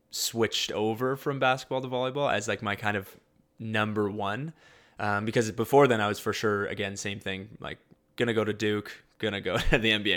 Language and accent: English; London, Ontario, Canada; also born or lived in Winnipeg, Manitoba; I was born in Winnipeg. Um, and then when I was about eight, um, just about nine, um, we moved to London, Ontario. Um, so I'd kind of say I grew up a little bit in both.